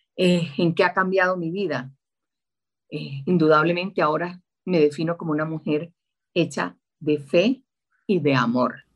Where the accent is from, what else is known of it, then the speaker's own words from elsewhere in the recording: Santa Marta, Magdalena, Colombia; moved away as an adult; now in Bogotá, Colombia; Nací en Santa Marta, tierra que añoro y deseo